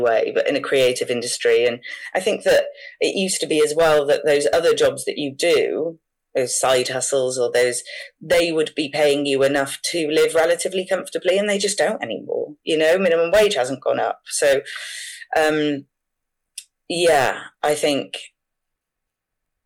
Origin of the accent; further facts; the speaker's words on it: Wales, United Kingdom; Obviously, I'm from Wales and I'm from quite a small place